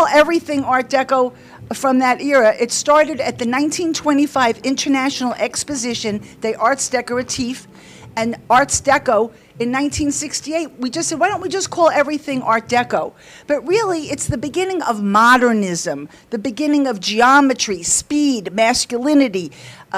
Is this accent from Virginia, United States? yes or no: no; New York City, New York, United States; moved away; also born or lived in Palm Beach, Florida; I'm from Brooklyn